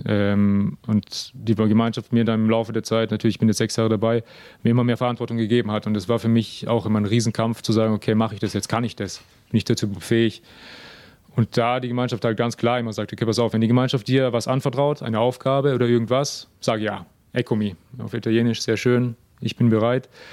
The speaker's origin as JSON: {"language": "German", "country": "Germany", "moved": "yes", "said": "bin auch aus Deutschland"}